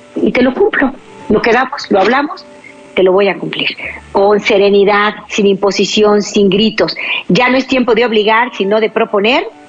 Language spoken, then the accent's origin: Spanish; Mexico; en mi país, México